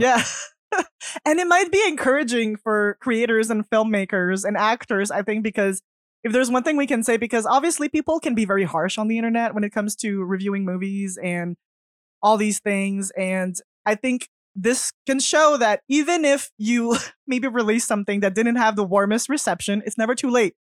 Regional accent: Canada; I'm French, so I'm French Canadian

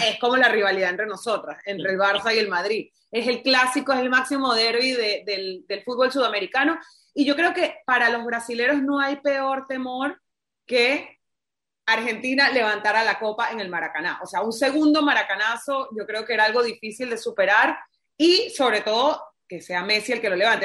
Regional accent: Venezuela; yo soy venezolana

